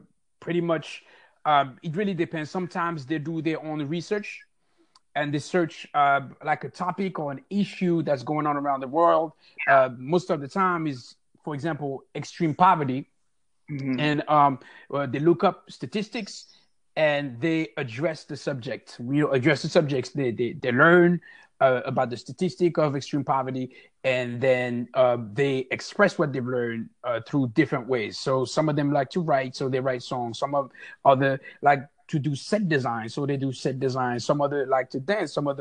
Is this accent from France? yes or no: yes; Paris, Île-de-France, France; now in Oakland, United States; I am also from Paris, now residing in Oakland, California.